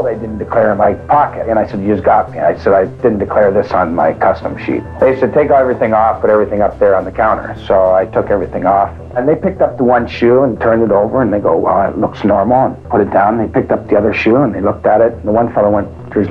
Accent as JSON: {"language": "English", "country": "Canada", "said": "I'm a Canadian citizen."}